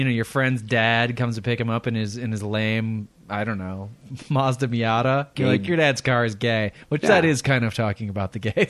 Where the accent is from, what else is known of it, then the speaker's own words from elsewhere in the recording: Midwest, United States; growing up in the Midwest